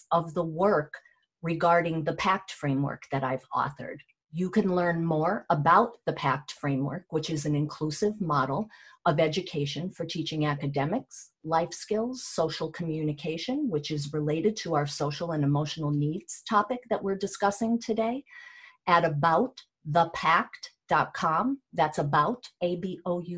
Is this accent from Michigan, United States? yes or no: no; Athens, Georgia, United States; Growing up in Athens